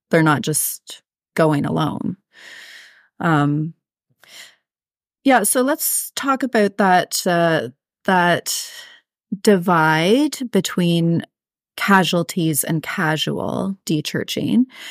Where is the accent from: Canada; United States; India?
Canada; I'm Canadian